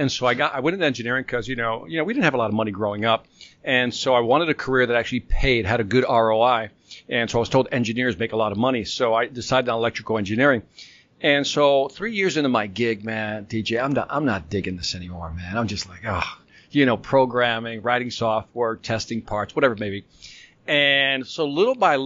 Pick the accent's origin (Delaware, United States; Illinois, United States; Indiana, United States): Illinois, United States; Chicago; moved away as an adult; also born or lived in Minnesota / Puerto Rico; now in Atlanta, United States; Born and raised in Chicago. My family is originally from Puerto Rico, but they moved to Chicago in the late 50s.